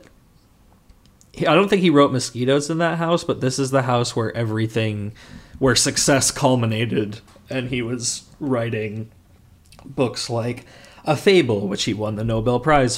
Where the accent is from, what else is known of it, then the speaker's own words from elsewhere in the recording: Connecticut, United States; moved away as an adult; now in Los Angeles, United States; my hometown in Connecticut